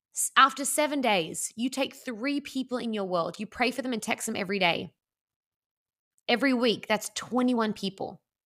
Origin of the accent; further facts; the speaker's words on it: Australia; I'm Australian